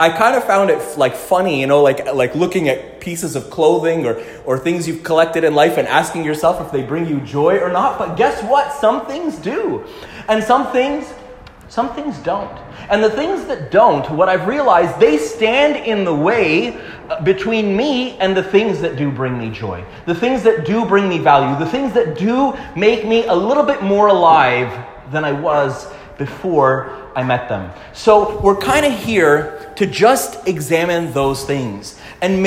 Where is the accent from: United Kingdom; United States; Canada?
Canada; Montreal, Quebec; I grew up in Quebec, in Montreal